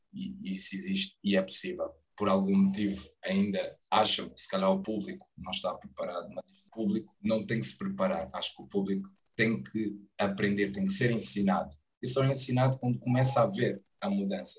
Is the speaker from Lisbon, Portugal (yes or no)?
yes; Loures, Lisbon, Portugal; also born or lived in Angola; no bairro onde eu cresci, é na Portela da Zóia, pertence ali a Bobadela